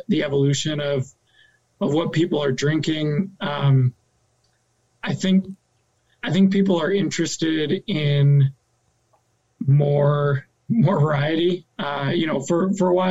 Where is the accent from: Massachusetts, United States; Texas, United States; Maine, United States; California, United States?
Maine, United States; moved away as an adult; also born or lived in Minneapolis; I grew up in Maine, but I've been gone for about 15 years since I left for college